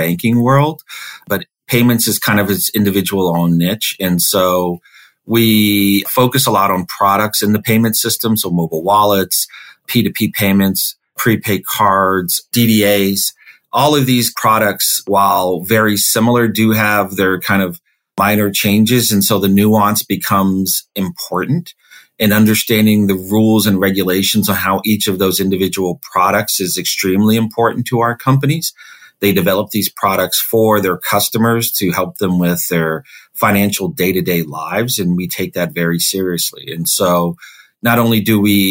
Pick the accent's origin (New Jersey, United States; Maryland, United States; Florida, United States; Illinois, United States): Maryland, United States; Silver Spring; also born or lived in Wilkes-Barre, Pennsylvania / Washington, D.C.; So I grew up in Maryland, right outside of Washington, D.C. in Silver Spring